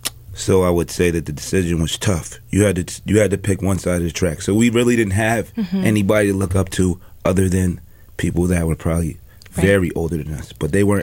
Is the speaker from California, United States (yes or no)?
no; Pittsfield, Massachusetts, United States; Well, I came up in Pittsfield in the Riverside era.